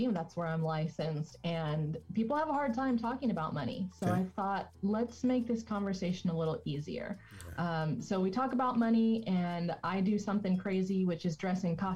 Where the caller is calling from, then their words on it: Tulsa, Oklahoma, United States; So I am in uh, right near Tulsa, Oklahoma, in the United States.